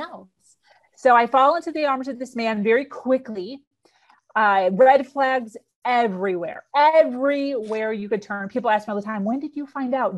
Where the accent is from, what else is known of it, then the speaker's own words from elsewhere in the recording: suburbs of Chicago, Illinois, United States; now in Florida, United States; born and raised in Illinois, suburbs of Chicago